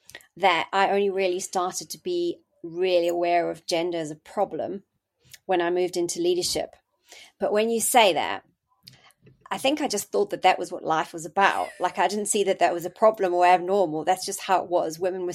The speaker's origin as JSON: {"language": "English", "country": "South Africa", "moved": "as an adult", "lives_now": "United Kingdom", "said": "I came to the UK from South Africa, and I did my SHO year in 1998, started becoming a registrar in 99."}